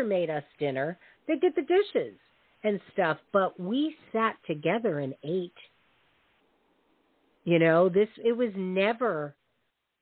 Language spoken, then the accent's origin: English; the North, United States; growing up in the North